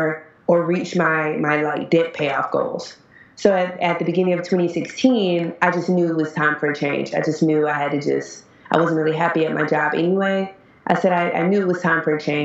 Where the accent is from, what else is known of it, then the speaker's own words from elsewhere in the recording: United States; moved away as an adult; now in China; I'm a teacher from America, but I'm actually in China, and I've been in China for about 10 months